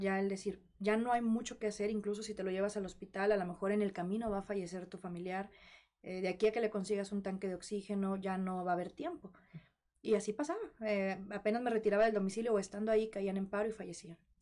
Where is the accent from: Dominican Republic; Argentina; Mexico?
Mexico; Monterrey, Nuevo León; moved away; al ser soltera, foránea, yo soy de Monterrey y vivía sola